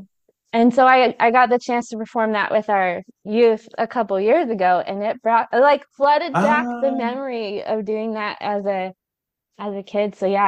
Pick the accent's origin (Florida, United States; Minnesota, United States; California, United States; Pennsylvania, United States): California, United States; now in South Carolina, United States; I grew up in California